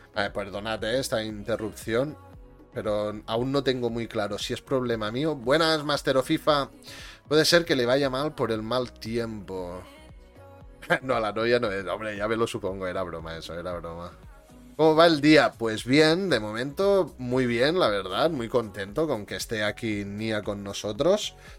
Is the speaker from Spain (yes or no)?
yes; Catalonia, Spain; yo también soy catalán